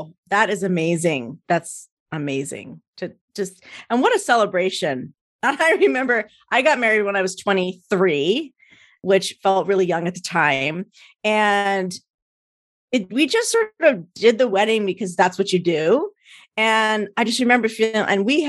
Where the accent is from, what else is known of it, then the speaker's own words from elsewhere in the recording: New Jersey, United States; moved away; I'm an East Coast girl, so I'm a Jersey girl